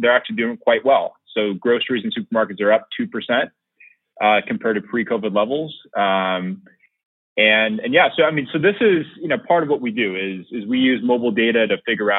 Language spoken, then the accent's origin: English; San Francisco, California, United States; my hometown, San Francisco